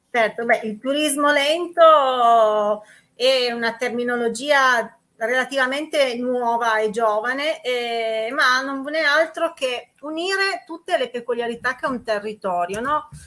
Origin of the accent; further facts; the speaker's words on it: Susa Valley, Piedmont, Italy; territori del cuore, quelli dove sei cresciuta